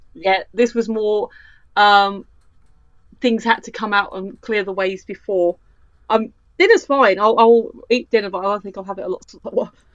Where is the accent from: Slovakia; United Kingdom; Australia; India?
United Kingdom; I'm that British